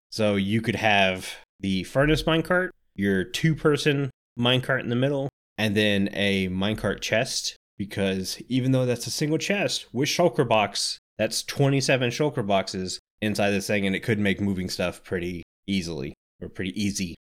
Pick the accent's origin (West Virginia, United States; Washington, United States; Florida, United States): Florida, United States; I grew up in Florida